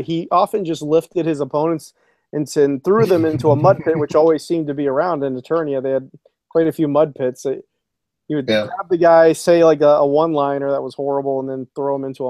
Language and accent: English; South Korea; And as you know, I grew up a lot in Korea